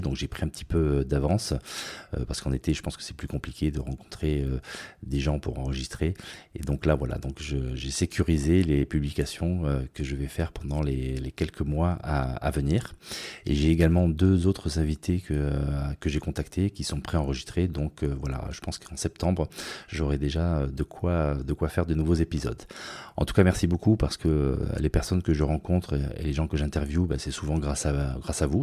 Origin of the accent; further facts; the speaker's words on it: Nice, Provence-Alpes-Côte d'Azur, France; now in Basque Country, France; j'ai grandi à Nice